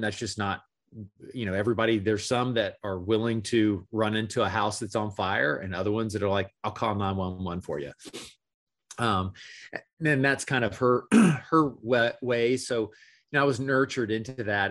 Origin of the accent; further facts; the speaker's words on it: Gainesville, Florida, United States; moved away as an adult; now in Orlando, United States; Gainesville, Florida was where I was born and raised and where I lived, uh, the majority of my life